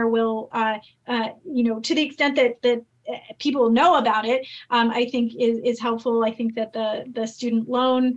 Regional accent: California, United States; I grew up in California

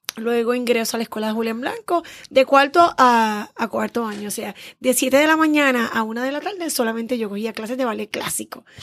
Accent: San Juan, Puerto Rico; Soy criada y nacida en el Viejo San Juan. Juanera.

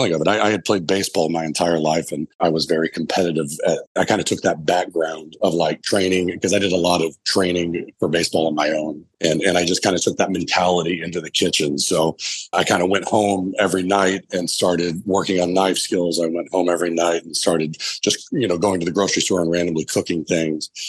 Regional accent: Oklahoma, United States; also born or lived in San Francisco; Born and raised in Oklahoma

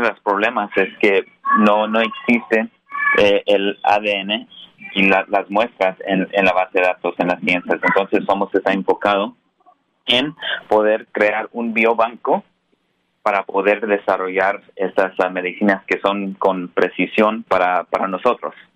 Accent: Colorado, United States; now in San Francisco, United States; en, el estado de Colorado, donde nací. Ah, soy primera generación aquí en Estados Unidos.

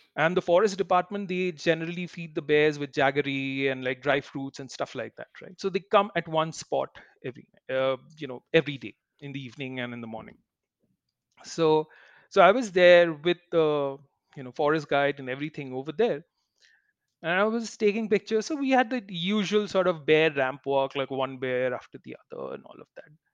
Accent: Kolkata, West Bengal, India; when I was young in Calcutta, growing up in Calcutta

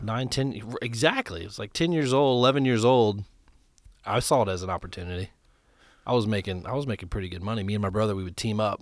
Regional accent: Ohio, United States; moved away as an adult; now in Nashville, United States; I moved here from Ohio twelve years ago

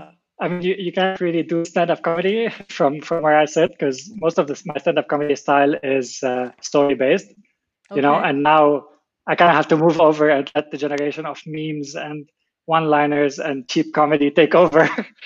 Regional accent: Lebanon; growing up in Lebanon. Obviously, you know, growing up during the war

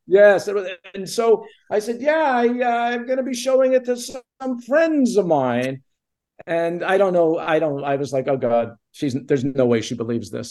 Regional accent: Montreal, Quebec, Canada; I grew up in Montreal with no connection to the entertainment

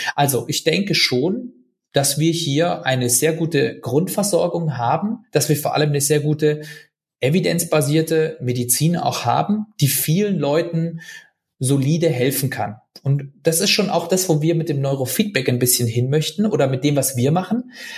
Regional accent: Germany; als Deutsche

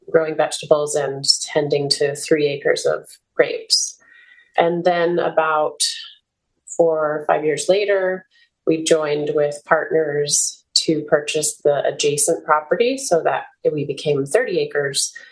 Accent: New England, United States; also born or lived in Colorado; I grew up in New England and Colorado, where you might have a six month winter

